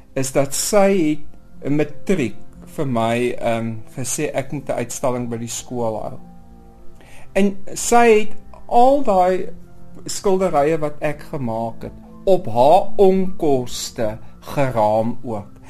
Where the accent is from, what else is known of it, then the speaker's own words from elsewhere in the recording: southern Namibia, Namibia; ek kom eintlik maar van Namibië af en ek bedoel ek kom in die suide van Namibië